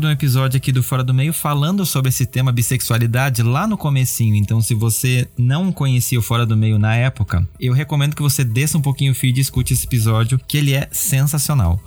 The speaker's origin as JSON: {"language": "Portuguese", "region": "South Region", "country": "Brazil", "said": "a gente compartilha sermos do Sul"}